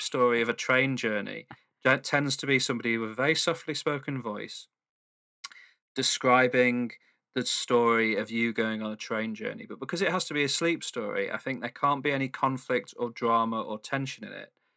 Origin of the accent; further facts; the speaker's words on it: Manchester, North West England, United Kingdom; I'm from Manchester